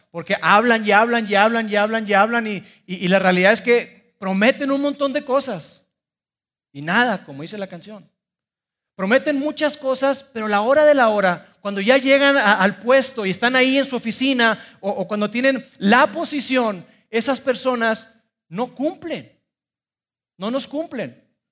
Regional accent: Mexico; soy orgullosamente mexicano

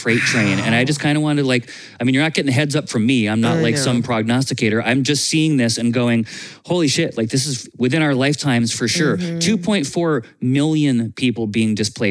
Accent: Vermont, United States; I grew up in Vermont

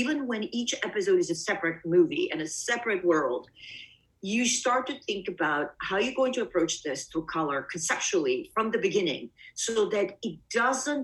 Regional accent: Bulgaria; also born or lived in Greece / East Coast, United States; now in United States; Obviously I'm not an American. I was born in Bulgaria, but my family and I left.

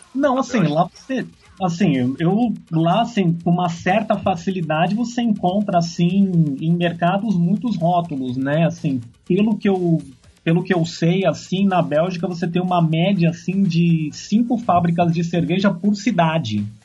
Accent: São Paulo, Brazil; Sou de São Paulo

